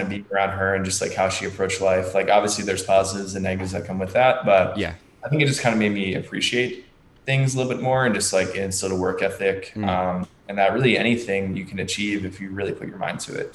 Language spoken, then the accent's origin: English; Margate City, New Jersey, United States; I'm from a very small town in New Jersey. It's called Margate, it's right next to Atlantic City.